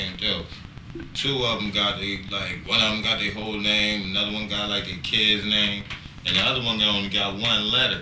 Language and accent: English; Camden, New Jersey, United States; I'm from Camden, pretty much all over South Jersey. I lived pretty much a little bit everywhere for a little while.